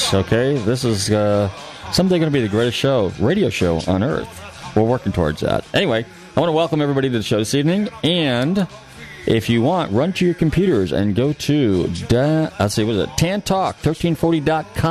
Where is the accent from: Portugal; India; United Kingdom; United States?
United States; California; moved away; when I was a kid growing up in California